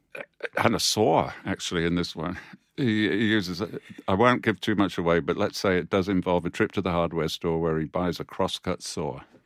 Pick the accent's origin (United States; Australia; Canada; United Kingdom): United Kingdom; we as British authors